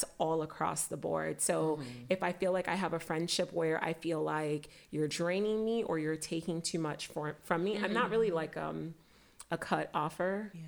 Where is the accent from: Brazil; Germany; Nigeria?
Nigeria; growing up, I was a people pleaser. I was like, and part of that is just, you know, being Nigerian, it's you listen to your elders